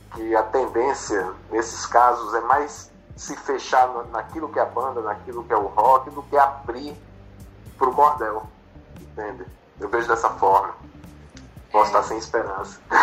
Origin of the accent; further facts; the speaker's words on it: Recife, Pernambuco, Brazil; moved away as an adult; also born or lived in Natal; now in Rio de Janeiro, Brazil; sou de Recife, nasci em Natal, mas fui criado no Recife. E vim para o Rio aos 30 anos